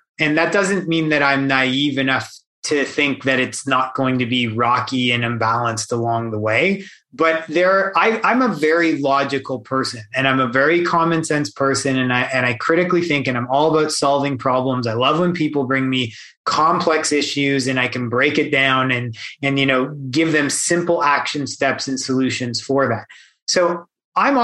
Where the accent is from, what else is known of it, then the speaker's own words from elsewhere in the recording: Canada; I'm born and raised in Canada